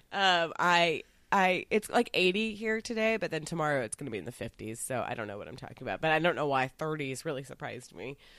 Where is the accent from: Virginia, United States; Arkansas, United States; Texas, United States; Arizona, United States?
Texas, United States; Dallas; I grew up in Dallas. It's a city. I grew up in the middle of the city.